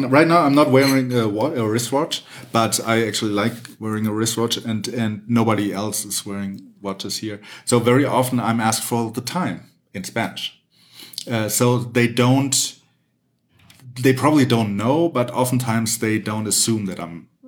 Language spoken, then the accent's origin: English; Germany; now in Mexico; I'm from Germany